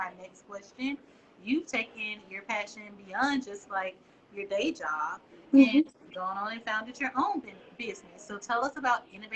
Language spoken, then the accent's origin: English; the South, United States; now in Alabama, United States; we are in the South. I'm in Alabama